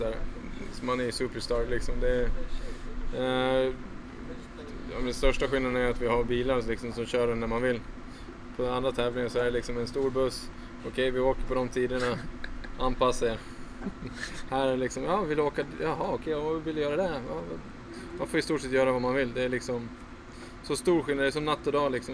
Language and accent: Swedish; Falun, Dalarna County, Sweden; jag är uppvuxen på en ganska tjock filtmatta hemma i Falun